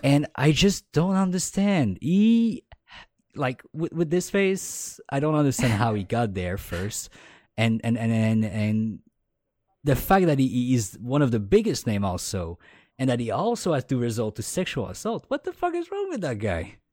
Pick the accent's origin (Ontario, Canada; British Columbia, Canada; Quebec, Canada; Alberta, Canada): Quebec, Canada; accent: Quebec French; first language French; English is a second language